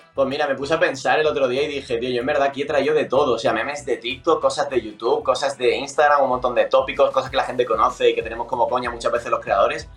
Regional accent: Andalusia, Spain; siendo incluso andaluz

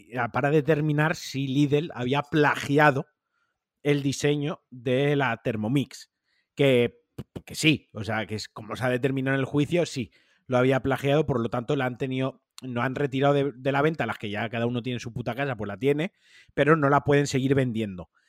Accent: Valencian Community, Spain; Yo, siendo valenciano

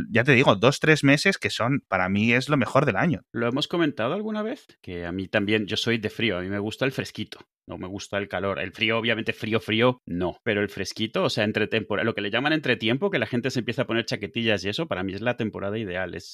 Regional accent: Mexico; moved away as an adult; now in Spain; Yo vengo de México, al final de cuentas, viví ahí muchos años.

